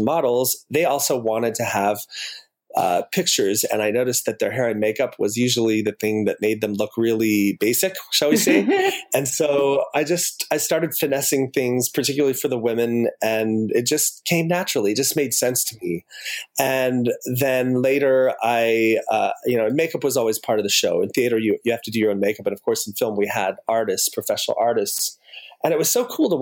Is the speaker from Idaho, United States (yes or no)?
no; Utah, United States; moved away as an adult; now in Los Angeles, United States; I was born in Utah and born into a family that practiced the Mormon or Latter-day Saints religion